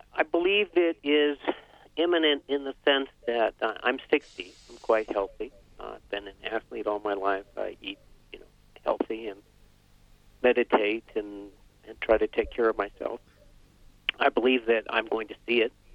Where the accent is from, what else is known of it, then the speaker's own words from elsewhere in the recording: Vermont, United States; I grew up in Vermont, uh, skiing, hiking, uh, hunting, fishing, canoeing